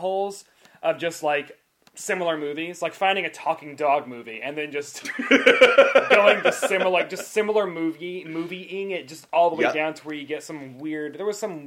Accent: Murfreesboro, Tennessee, United States; I'm from Murfreesboro, Tennessee, which is a big college town

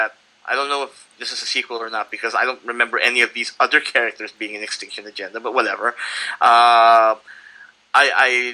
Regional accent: Philippines; moved away as an adult; now in San Diego, United States; growing up in the Philippines and being a comic book reader, and then moving to the States as an adult.

